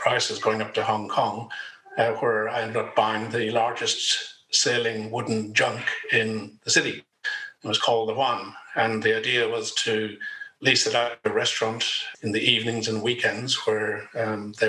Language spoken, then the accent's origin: English; Ireland; moved away as an adult; now in Australia; As you can probably tell from the accent, I'm originally from Ireland. Came here in 91